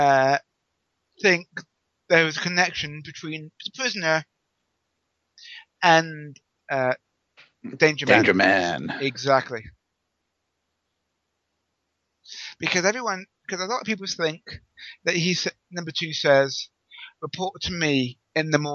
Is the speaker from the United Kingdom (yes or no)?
yes; England, United Kingdom